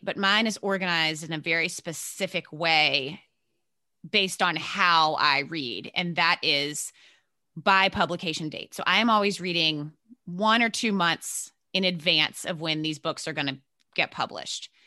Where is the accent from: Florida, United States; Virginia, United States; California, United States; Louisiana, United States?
Virginia, United States; moved away as an adult; also born or lived in New York City area, United States; I grew up in Virginia, so southern, but not way down south